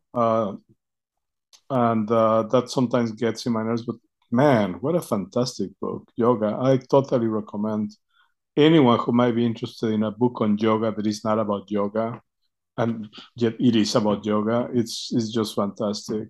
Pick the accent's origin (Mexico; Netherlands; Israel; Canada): Mexico; moved away as an adult; now in United States; I grew up in Mexico